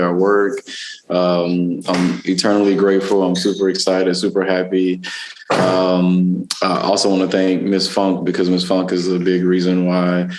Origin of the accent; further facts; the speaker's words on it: Dallas, Texas, United States; also born or lived in South LA, California; now in Los Angeles, United States; I grew up in Dallas, Texas